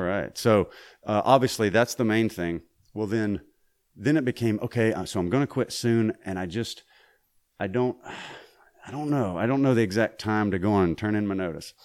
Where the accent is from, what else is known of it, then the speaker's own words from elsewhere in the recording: Mississippi, United States; I grew up in Mississippi